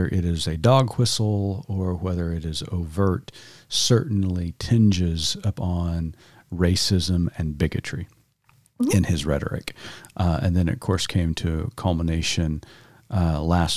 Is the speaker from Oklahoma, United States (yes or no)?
yes; Oklahoma, United States; I grew up in Oklahoma public schools all of my life, K through 12.